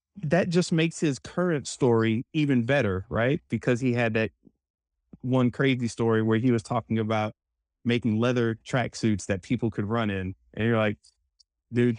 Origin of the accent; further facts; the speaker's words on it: New Orleans, Louisiana, United States; I was born in New Orleans